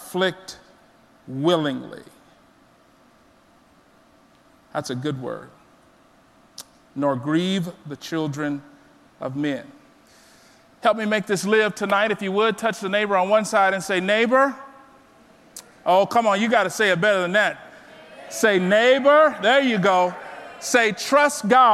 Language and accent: English; South Texas, United States; I was born and raised in South Texas